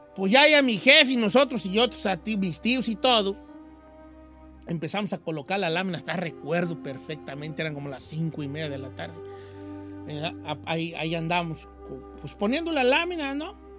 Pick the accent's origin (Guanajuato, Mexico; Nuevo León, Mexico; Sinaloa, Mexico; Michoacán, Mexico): Michoacán, Mexico; yo soy de Michoacán